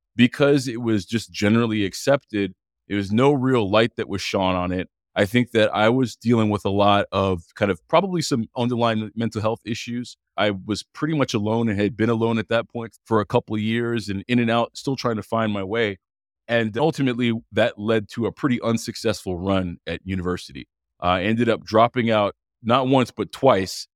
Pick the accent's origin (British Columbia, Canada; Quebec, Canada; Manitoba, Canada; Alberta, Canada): Quebec, Canada; Montreal; I grew up in Montreal, Canada, born and raised